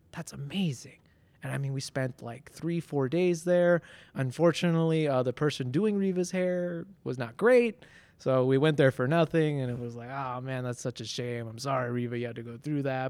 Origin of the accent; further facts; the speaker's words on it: Denver, Colorado, United States; also born or lived in Ciudad Nezahualcóyotl, Mexico; I, am from Denver. I'm from Colorado